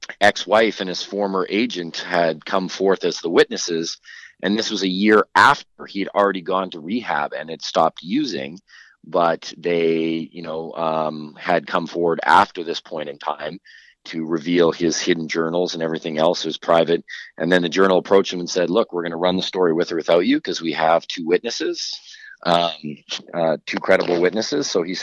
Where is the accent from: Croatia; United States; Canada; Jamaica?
Canada; Kelowna, British Columbia; now in Edmonton, Canada; I spent the majority of my youth and adolescence in high school and graduated in Kelowna, but I'm now back in Edmonton.